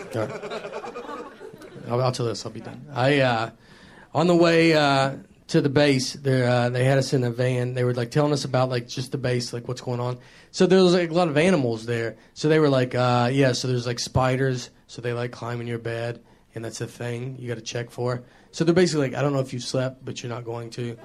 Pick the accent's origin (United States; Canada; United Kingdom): United States; the South; accent: southern; also born or lived in New York; I grew up in the South my entire life